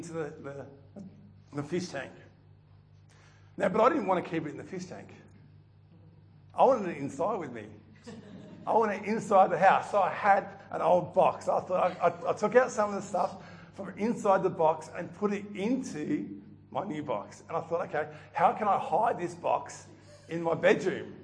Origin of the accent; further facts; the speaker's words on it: Melton, Victoria, Australia; I grew up in Melton, which for those who know it now, is built up a little bit